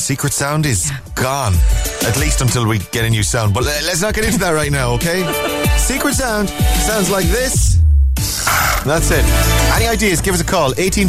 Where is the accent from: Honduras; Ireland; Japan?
Ireland; I'm Irish and my English isn't very well